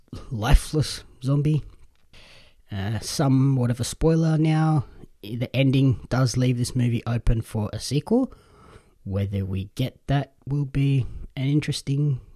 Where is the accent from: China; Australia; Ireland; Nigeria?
Australia; As an Australian wrestling fan